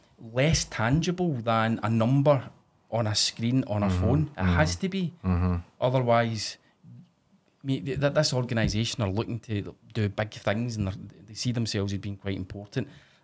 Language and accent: English; Scotland, United Kingdom; Whereas us in Scotland